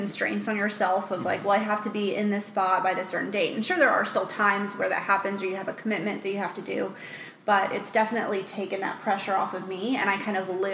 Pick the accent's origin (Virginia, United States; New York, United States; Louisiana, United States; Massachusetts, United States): Virginia, United States; Richmond; moved away as an adult; I'm originally from Richmond, Virginia